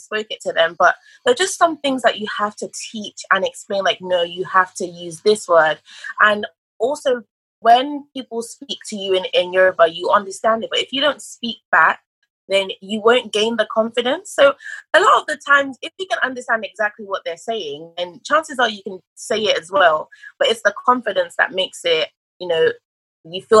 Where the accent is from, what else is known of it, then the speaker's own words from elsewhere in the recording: England, United Kingdom; also born or lived in Nigeria; I was actually born in Nigeria. And then I moved to England when I was 6, and I pretty much lived my whole life in England.